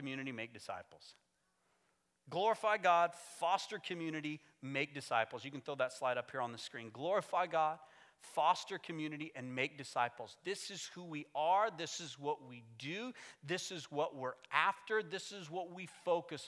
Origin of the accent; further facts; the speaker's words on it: United States; moved away; my home country